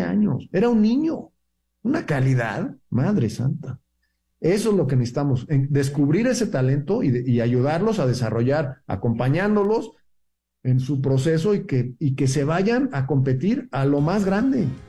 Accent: Mexico

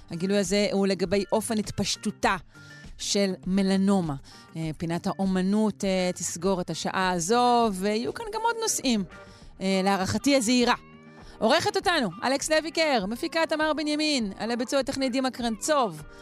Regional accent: Israel; אנחנו ישראלים, אנחנו אנשים חמים.

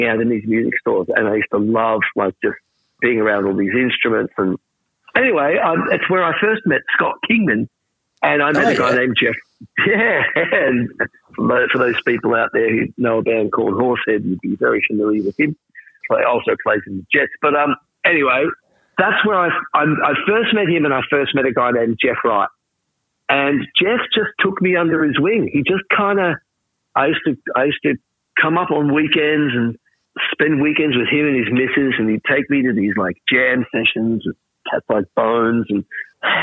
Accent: Traralgon, Victoria, Australia; I grew up in Traralgon in Gippsland

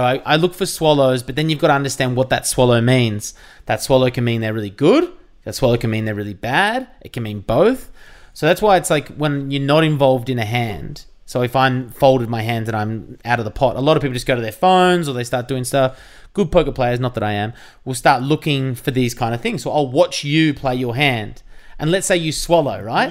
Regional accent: Jan Juc, Victoria, Australia; I grew up in Jeanjak, which is near Torquay, near Geelong in Victoria

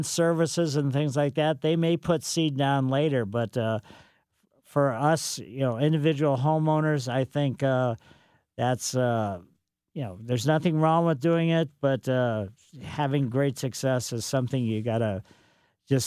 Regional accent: Ellisville, Missouri, United States; growing up in Ellisville, had quite a fun time with the beagles in our yard

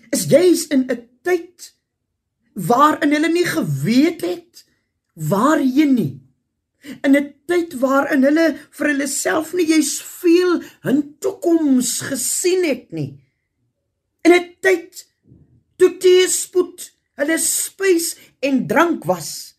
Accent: South Africa

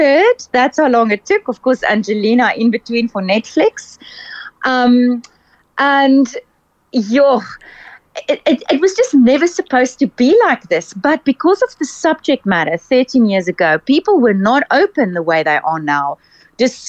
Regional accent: Cape Town, Western Cape, South Africa; I'm from Cape Town.

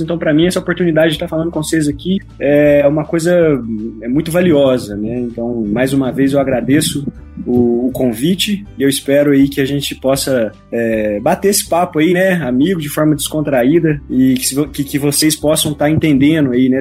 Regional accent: Varginha, Minas Gerais, Brazil; Eu sou mineirinho, aqui do sul de Minas, terra do ET, Varginha. Todo mundo conhece minha cidade

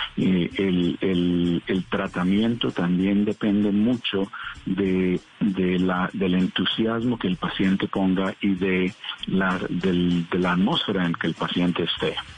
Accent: Colombia; now in United States

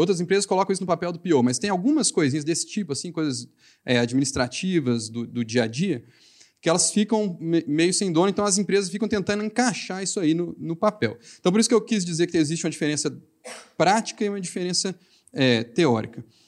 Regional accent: Minas Gerais, Brazil; accent: mineiro; meu sotaque mineiro

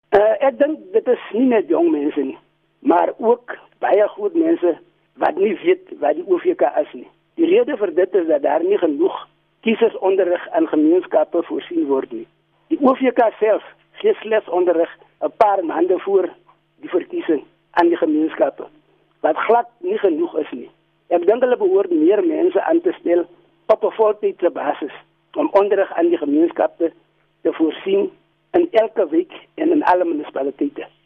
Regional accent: Barkly West, Northern Cape, South Africa; ek is van Buckley West

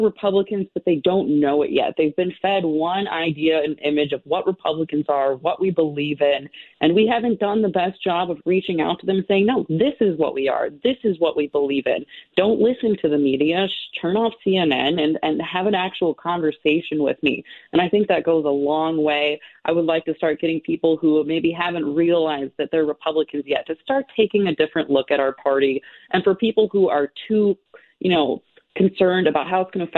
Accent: Maplewood, Minnesota, United States; I'm from Maplewood

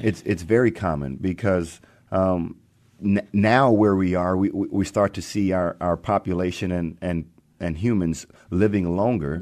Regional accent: Texas, United States; moved away as an adult; also born or lived in Arkansas; now in Seattle, United States; growing up in Texas

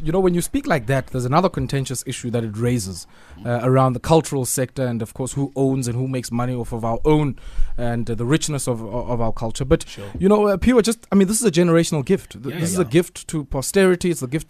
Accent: Komani, Eastern Cape, South Africa; I understand he learnt it in Scanlan Street, in my hometown, actually, Komani.

